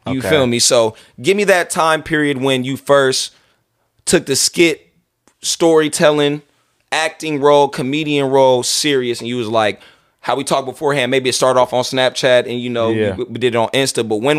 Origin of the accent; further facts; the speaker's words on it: California, United States; It's so funny growing up in the Bay.